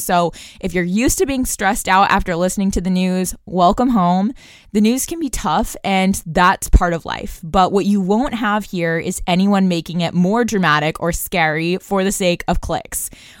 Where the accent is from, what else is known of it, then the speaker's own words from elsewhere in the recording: Brussels, Brussels-Capital Region, Belgium; I also attended an international school growing up in Brussels, Belgium, and it's that type of global perspective that I bring to the show.